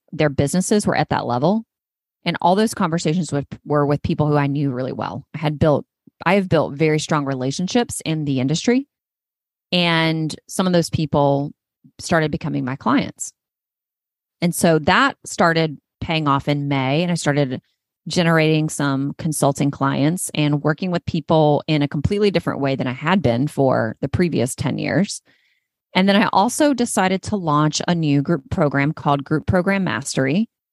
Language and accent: English; North Carolina, United States; North Carolina is my home state. It's where I was born and raised.